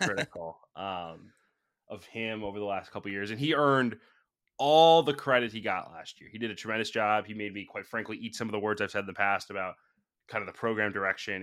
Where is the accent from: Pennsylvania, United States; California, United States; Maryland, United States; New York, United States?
New York, United States; Siena; Sienna, which is my hometown school growing up